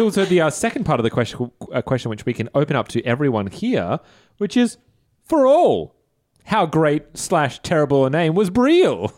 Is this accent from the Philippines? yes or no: no; Australia; we're Australian podcasters.